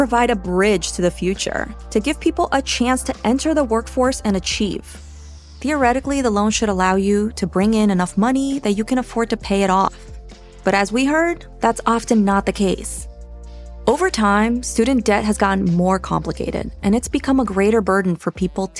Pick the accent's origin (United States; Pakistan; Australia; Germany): United States; also born or lived in Brazil; I was born in Brazil and grew up in America